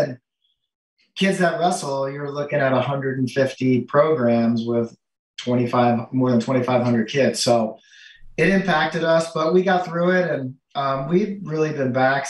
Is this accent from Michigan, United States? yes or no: no; Florida, United States; now in New York, United States; I grew up in Florida